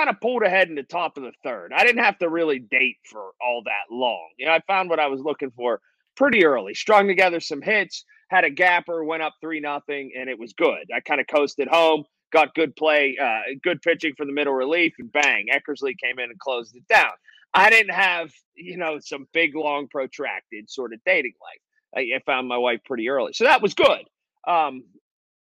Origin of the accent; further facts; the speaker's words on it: Sharpsburg, Pennsylvania, United States; I grew up in Sharpsburg.